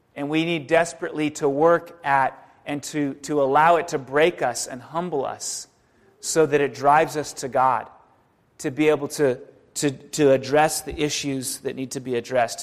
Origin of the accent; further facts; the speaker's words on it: San Diego, California, United States; moved away; I'm from San Diego originally